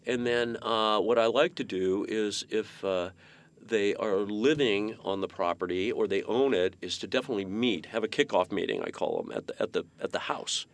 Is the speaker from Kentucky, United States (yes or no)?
no; Menlo Park, California, United States; I grew up in Menlo Park